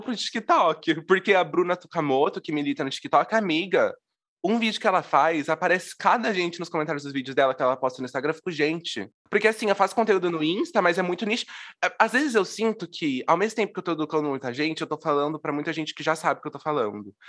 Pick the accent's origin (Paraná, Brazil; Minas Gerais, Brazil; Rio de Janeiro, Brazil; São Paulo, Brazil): São Paulo, Brazil; interior of; eu sou de uma cidade do interior de São Paulo